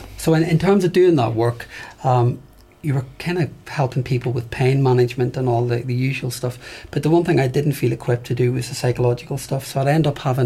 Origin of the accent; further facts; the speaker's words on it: Belfast, Northern Ireland, United Kingdom; moved away; I grew up in Belfast